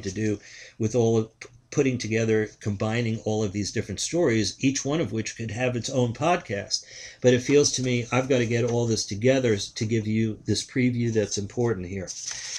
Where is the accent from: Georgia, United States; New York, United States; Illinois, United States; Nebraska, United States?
New York, United States; New York City; I'm born in Queens, New York. It's not far from where he was born. I'm born 4 years after he's born. I grew up in New York City